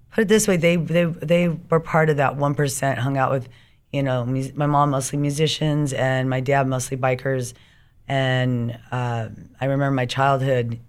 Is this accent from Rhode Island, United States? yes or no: no; Riverside, California, United States; also born or lived in Orange County, California / San Diego, California / Hawaii / Long Beach, California; I did grow up in, unfortunately, Riverside